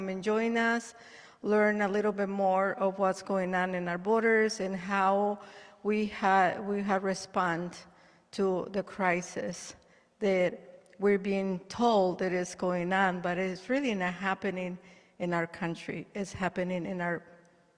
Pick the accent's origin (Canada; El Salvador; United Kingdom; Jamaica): El Salvador; now in United States; I am from El Salvador. And I have been in this country. They gave me a home, a second home, for 41 years.